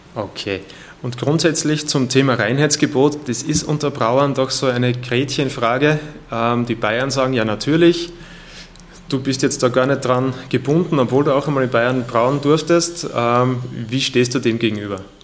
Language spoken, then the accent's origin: German; Austria; bei uns in Österreich